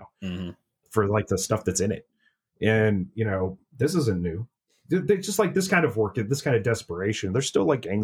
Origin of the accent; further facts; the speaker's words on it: Northeast Ohio, United States; I'm from Northeast Ohio